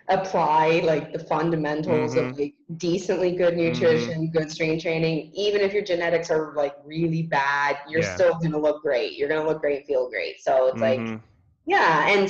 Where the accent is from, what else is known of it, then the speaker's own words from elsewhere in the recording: Canada; born there; I'm lucky that I was born in Canada and mm-hmm. have the passport that I do and come mm-hmm. from a wealthy country.